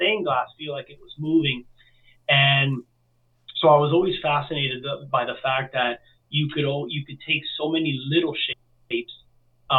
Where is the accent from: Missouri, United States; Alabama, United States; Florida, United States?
Florida, United States; Miami; I was born and raised in Miami. My family's from Cuba and Spain.